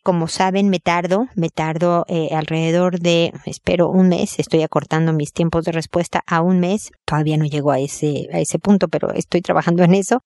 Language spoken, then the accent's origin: Spanish; Mexico; moved away as an adult; now in Santiago, Chile; Yo soy mexicana